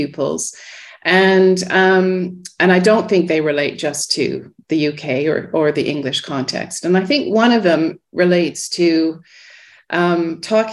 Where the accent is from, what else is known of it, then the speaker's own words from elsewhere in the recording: Ottawa, Ontario, Canada; now in Oxford, United Kingdom; I grew up in Ottawa in Canada.